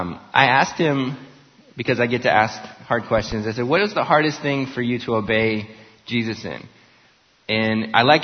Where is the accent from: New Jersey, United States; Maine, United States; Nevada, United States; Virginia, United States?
Nevada, United States; Las Vegas; now in Tulsa, United States; I grew up in Las Vegas. I live in Tulsa